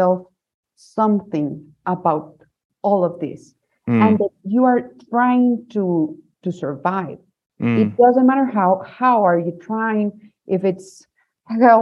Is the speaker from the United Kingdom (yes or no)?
no; Guatemala; I'm from Guatemala. I grew up here